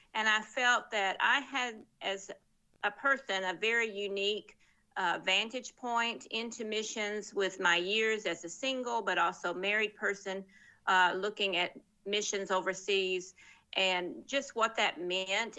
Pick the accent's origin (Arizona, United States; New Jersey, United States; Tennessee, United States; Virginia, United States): Tennessee, United States; Murfreesboro; moved away as an adult; also born or lived in West Africa / Texas / Middle East / North Africa; I'm from Tennessee originally, and that's where I live now as well